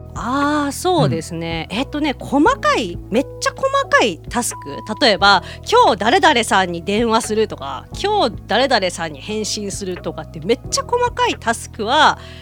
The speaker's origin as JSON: {"language": "Japanese", "region": "Hiroshima", "country": "Japan", "tie": "born or raised there", "said": "今回はそれこそ地元広島でもやるので"}